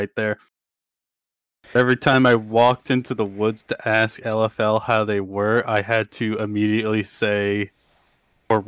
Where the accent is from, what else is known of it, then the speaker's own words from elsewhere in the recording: Ireland; I'm just sleep-deprived and Irish